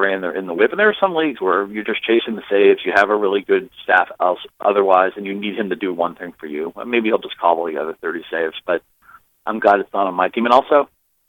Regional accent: Boston area, New England, United States; now in Detroit, United States; I consider the Red Sox still my hometown team because I grew up there.

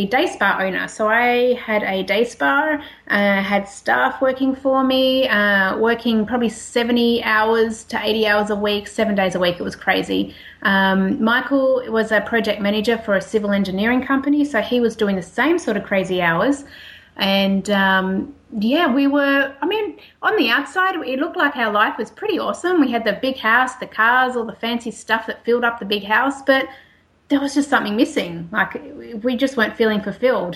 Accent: Australia; accent: Australian; moved away as an adult; as you can tell by the accent, I am an Australian.

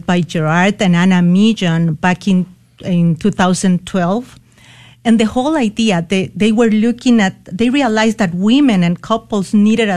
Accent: Costa Rica; moved away as an adult; now in San Antonio, United States; I was born and raised in Costa Rica

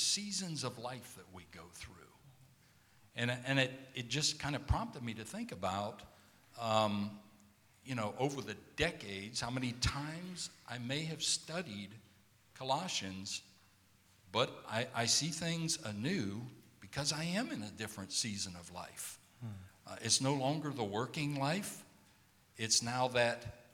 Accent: South Georgia, United States; now in San Antonio, United States; I grew up in South Georgia

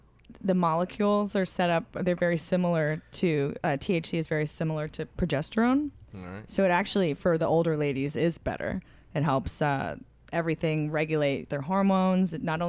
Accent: East Coast, United States; I'm from the East Coast.

